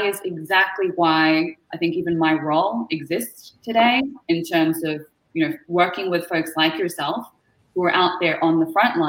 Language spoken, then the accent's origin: English; Melbourne, Victoria, Australia; now in Toronto, Canada; I'm from Melbourne, Australia, originally. You might be able to tell from the accent. We're not from here originally, but call Canada home right now, living in Toronto